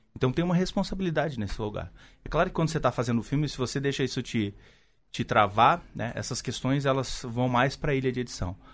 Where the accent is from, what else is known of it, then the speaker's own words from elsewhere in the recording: São Paulo, Brazil; also born or lived in Porto Alegre; eu me criei numa região, eu nasci em Porto Alegre, mas vim muito cedo para São Paulo. Morei numa região conhecida como Triângulo da Morte nos anos 90, que é Jardim Ângela, Capão Redondo e Jardim São Luís